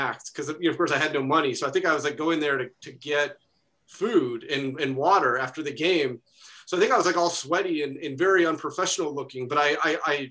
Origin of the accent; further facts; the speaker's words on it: Anchorage, Alaska, United States; moved away as an adult; also born or lived in Colorado / Missouri; born in Colorado, and then we moved to Alaska, where I graduated from high school from there.